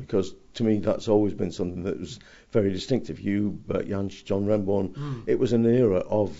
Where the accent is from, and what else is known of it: England, United Kingdom; born or raised there